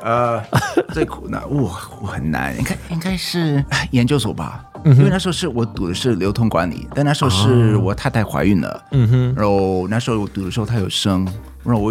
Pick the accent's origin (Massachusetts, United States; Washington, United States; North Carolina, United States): North Carolina, United States; Chinese is a second language; moved away as an adult; also born or lived in Taiwan / China; 我是来自美国的北卡州的…，那之前在台湾有住过八年，在大陆也有住过八年。哇哦！然后最近啊，应该前三年就搬回去美国这样子